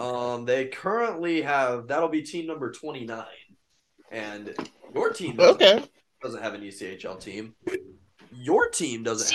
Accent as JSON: {"language": "English", "country": "United States", "said": "I'm American, guys."}